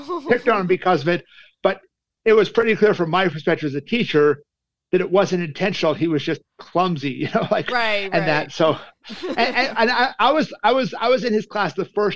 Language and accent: English; Calgary, Alberta, Canada; moved away as an adult; now in North Carolina, United States; I'm from Calgary, Alberta, Canada